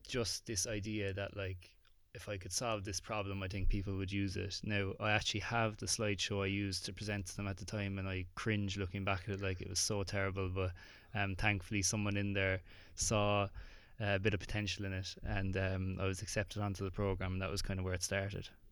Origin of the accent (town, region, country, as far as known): Ireland; accent: Irish